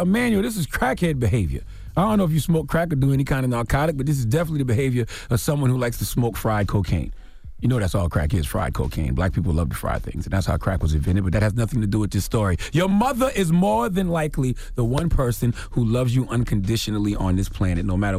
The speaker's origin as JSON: {"language": "English", "region": "South Carolina", "country": "United States", "said": "Drop on the clues bombs for my home state, South Carolina."}